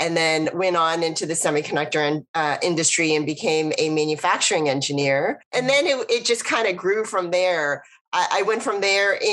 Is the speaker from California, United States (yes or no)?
yes; the Bay Area, California, United States; I grew up in the Bay Area.